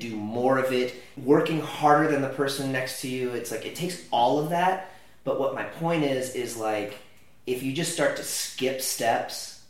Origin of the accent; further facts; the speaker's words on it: California, United States; I'm from California